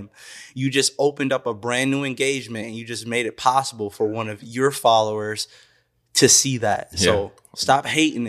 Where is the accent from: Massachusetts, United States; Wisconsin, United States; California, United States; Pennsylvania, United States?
Wisconsin, United States; Whitefish Bay; you know, only has like a couple friends, you know, growing up in Whitefish Bay, you know what I mean?